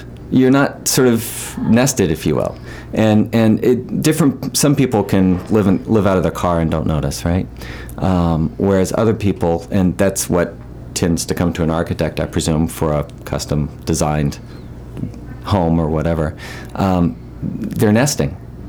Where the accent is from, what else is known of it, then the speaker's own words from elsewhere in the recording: Memphis, Tennessee, United States; accent: southern; moved away as an adult; also born or lived in San Francisco; now in Peaks Island, United States; I got rid of my southern accent a long time ago.